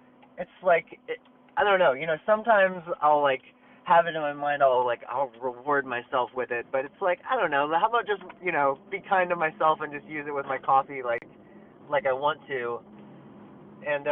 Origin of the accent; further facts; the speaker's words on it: Willow Grove, Pennsylvania, United States; I'm in my hometown, like, Willow Grove, Pennsylvania